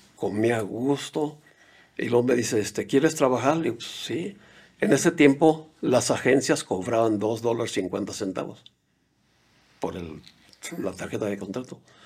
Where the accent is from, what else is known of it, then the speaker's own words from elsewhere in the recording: Mexico; moved away as an adult; also born or lived in United States; soy de México, no hablo inglés